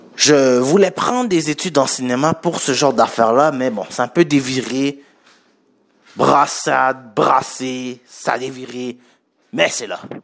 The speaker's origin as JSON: {"language": "French", "town": "Montreal", "region": "Quebec", "country": "Canada", "tie": "born or raised there", "said": "Je suis né à Montréal et je suis d'origine haïtienne"}